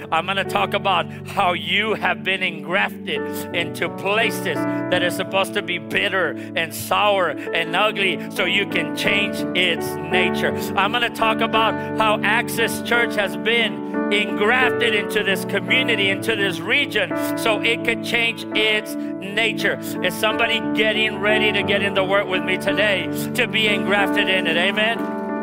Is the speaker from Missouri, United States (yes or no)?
no; Harlingen, Texas, United States; I'm from Harlingen, and I remember that when we were growing up, the Lord gave my father and mother their first house